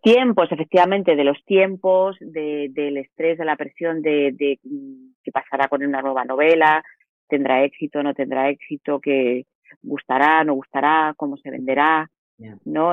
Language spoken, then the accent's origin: Spanish; Madrid, Community of Madrid, Spain; yo soy madrileña, soy de ciudad